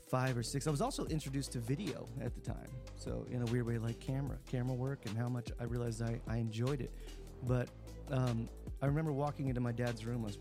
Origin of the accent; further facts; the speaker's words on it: Texas, United States; born there; I, I grew up in a lot of different areas because we moved around a lot for the most part. But I was born in Texas